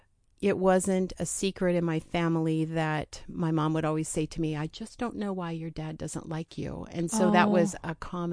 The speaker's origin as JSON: {"language": "English", "town": "Oregon City", "region": "Oregon", "country": "United States", "tie": "born or raised there", "also_born_or_lived": "Portland", "said": "Yep. So I've been here. I grew up in the Portland area, Oregon City, graduated from Oregon City High School."}